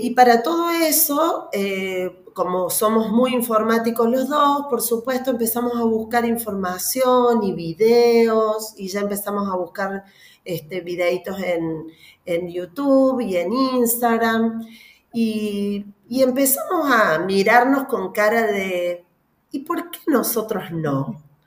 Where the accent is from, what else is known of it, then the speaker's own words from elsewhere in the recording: Argentina; soy argentina, vivo en Córdoba